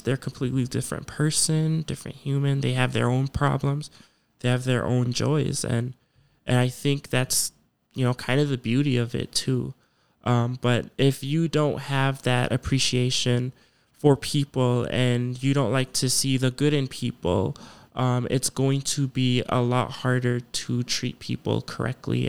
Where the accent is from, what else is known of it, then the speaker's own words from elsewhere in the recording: Ghana; moved away; I'm from Ghana